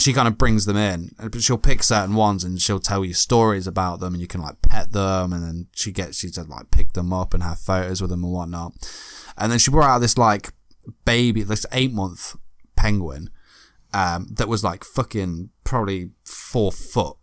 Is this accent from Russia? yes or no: no; United Kingdom; accent: British; I'm British.